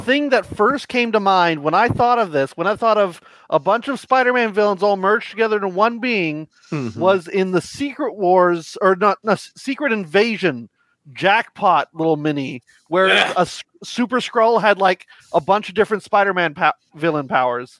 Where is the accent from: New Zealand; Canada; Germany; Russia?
Canada; I'm Canadian